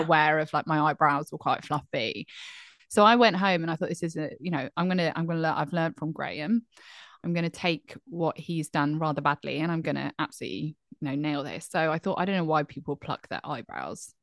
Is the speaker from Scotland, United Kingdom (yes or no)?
no; Bromsgrove, West Midlands, United Kingdom; moved away; I was born in Bromsgrove